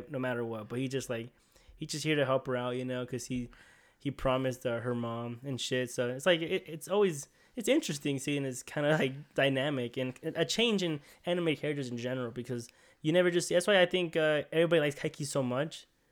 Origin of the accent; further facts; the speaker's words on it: United States; We're American